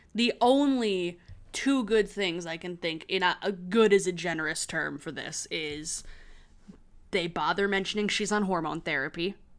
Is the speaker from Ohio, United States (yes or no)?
no; Michigan, United States; also born or lived in Chicago; I'm not a valid Midwesterner who grew up in Michigan.